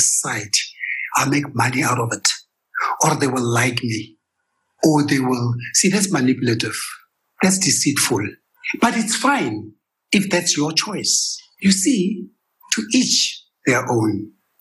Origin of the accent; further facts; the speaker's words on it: Kimberley, Northern Cape, South Africa; moved away as an adult; also born or lived in Johannesburg, South Africa / United States; I came from Kimberley. I was born and raised in Kimberley. I came to Joburg to study accounting, dropped out and moved to the US